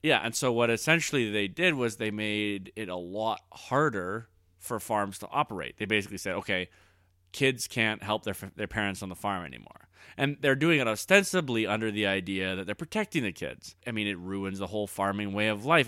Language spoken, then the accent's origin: English; Alberta, Canada; we're, uh, living in Alberta right now, and I was raised in Alberta. Like, I grew up with guys who knew guys who died on the rigs